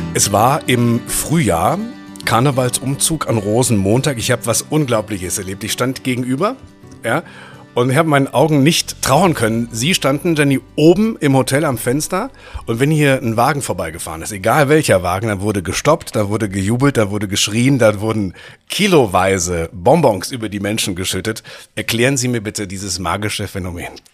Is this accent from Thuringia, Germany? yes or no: no; North Rhine-Westphalia, Germany; now in Rhineland, Germany; Ich bin Westfale im Rheinland